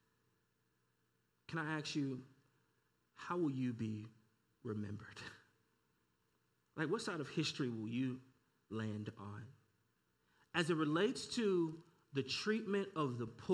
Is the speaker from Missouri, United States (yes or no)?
yes; St. Louis, Missouri, United States; I'm born and raised in St. Louis.